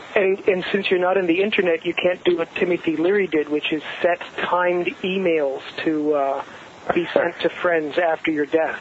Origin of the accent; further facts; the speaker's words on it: Southern California, United States; I grew up in Southern California